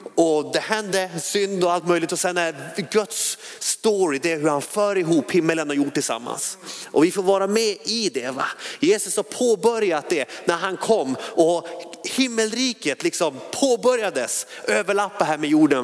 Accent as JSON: {"language": "Swedish", "town": "Skellefteå", "region": "Västerbotten County", "country": "Sweden", "moved": "yes", "lives_now": "Hönö, Sweden", "said": "Skellefteå kom jag från"}